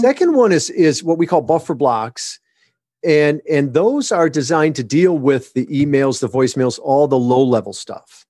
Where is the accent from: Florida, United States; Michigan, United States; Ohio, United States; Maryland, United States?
Michigan, United States; born or raised there; moved away as an adult; also born or lived in Southern California